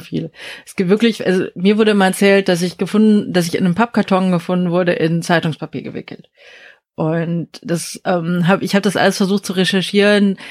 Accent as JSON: {"language": "German", "region": "Berlin", "country": "Germany", "also_born_or_lived": "South Korea / Osnabrück / United States", "said": "aus Berlin"}